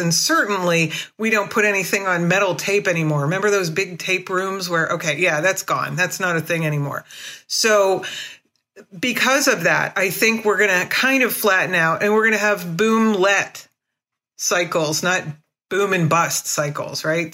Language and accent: English; United States; I'm an American, I'm, you know, independent, I'm a hippie